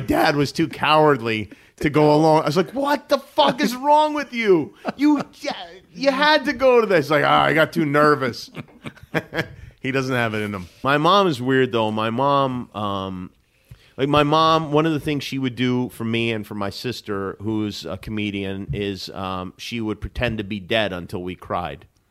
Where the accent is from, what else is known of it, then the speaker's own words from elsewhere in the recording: Las Vegas, Nevada, United States; moved away as an adult; also born or lived in Brooklyn, New York; now in Los Angeles, United States; My family's from Brooklyn originally. When, uh, when I was nine, we moved to Las Vegas